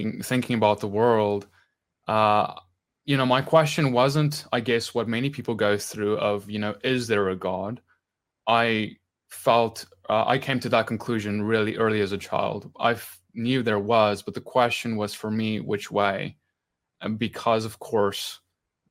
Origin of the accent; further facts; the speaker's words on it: South Africa; I grew up in the Dutch Reformed Church in South Africa